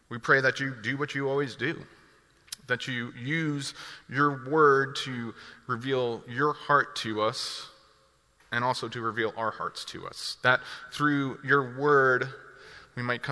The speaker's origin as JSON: {"language": "English", "region": "New Jersey", "country": "United States", "moved": "as an adult", "lives_now": "Milwaukee, United States", "said": "I'm originally from New Jersey. More recently, over the past 5 years, I've lived in Milwaukee, Wisconsin"}